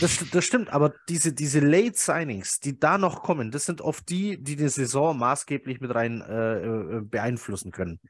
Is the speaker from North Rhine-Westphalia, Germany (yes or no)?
no; Swabia, Bavaria, Germany; ich bin ja Schwabe, ne? also ich wohne ja hier im bayerischen Teil von Schwaben